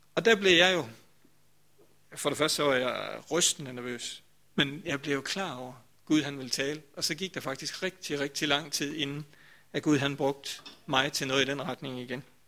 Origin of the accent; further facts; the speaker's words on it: Grindsted, Southern Denmark, Denmark; dengang jeg sådan var, ja det ved jeg ikke, 15-20 år eller sådan noget, der kom jeg også i Vestermarkskirken